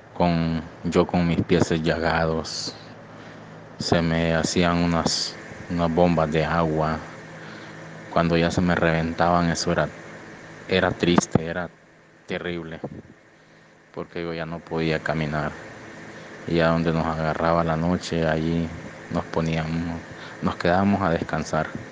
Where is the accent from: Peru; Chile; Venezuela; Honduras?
Honduras; moved away as an adult; now in Monterrey, Mexico; Yo soy de Honduras